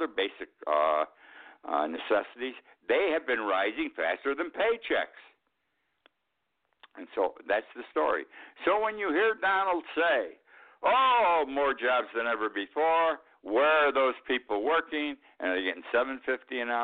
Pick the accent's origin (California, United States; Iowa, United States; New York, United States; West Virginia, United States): New York, United States; Utica; I grew up in Utica, New York. Not a big town, not a small town, 100, 125,000 people.